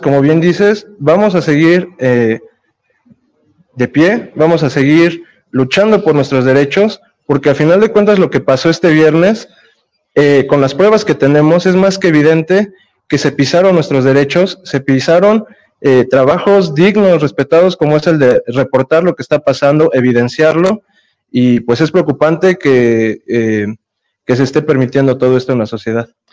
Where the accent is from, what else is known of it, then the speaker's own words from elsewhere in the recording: Mexico; como sociedad mexicana